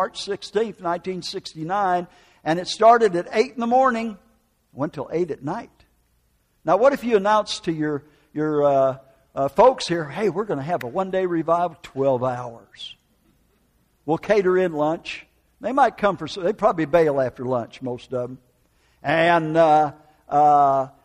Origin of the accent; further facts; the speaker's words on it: United States; moved away; also born or lived in Oklahoma; northern Wisconsin, Minneapolis, Minnesota